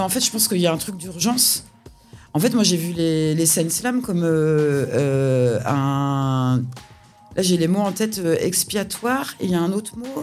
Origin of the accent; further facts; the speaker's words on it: Nantes, Pays de la Loire, France; moved away as an adult; now in Nancy, France; la, réponse officielle, c'est Nantes.